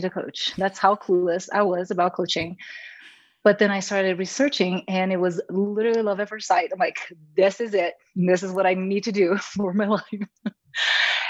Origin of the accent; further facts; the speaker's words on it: Brazil; moved away as an adult; now in United States; I'm from Brazil originally.